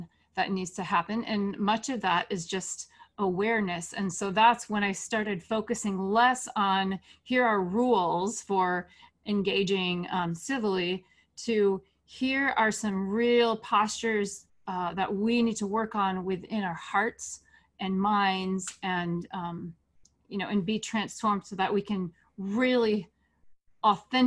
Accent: West Michigan, United States; moved away as an adult; we moved back to West Michigan, back to my hometown

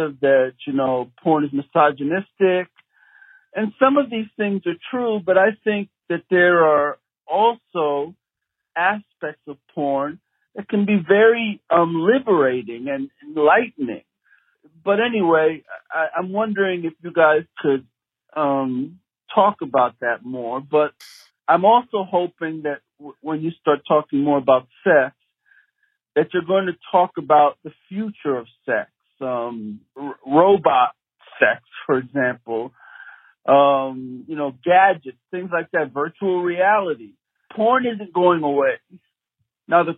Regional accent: New York City, New York, United States; now in Flowers Cove, Canada; I'm originally from Brooklyn

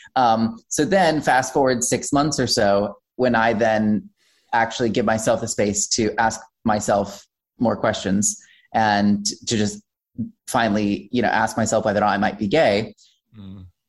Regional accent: Wichita, Kansas, United States; I was born and raised in Wichita, Kansas

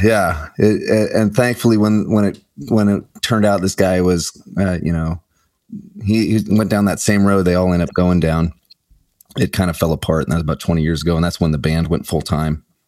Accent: Omaha, Nebraska, United States; I grew up in Omaha, Nebraska, so I went to school in University of Nebraska Lincoln

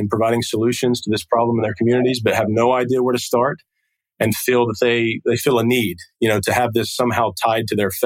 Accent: Portsmouth, Ohio, United States; also born or lived in Wheelersburg, Ohio; downtown Portsmouth, which is my hometown here

